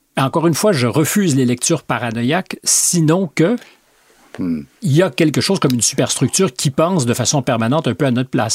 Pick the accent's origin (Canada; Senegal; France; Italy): Canada; moved away; chez nous au Canada